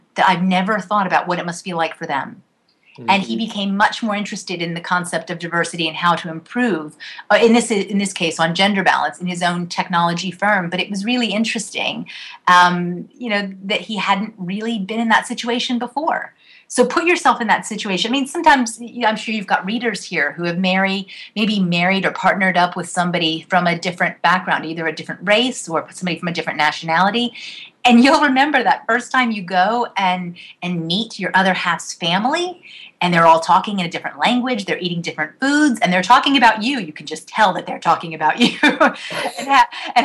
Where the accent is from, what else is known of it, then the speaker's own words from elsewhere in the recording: United States; I was raised outside of outside of Washington, D.C.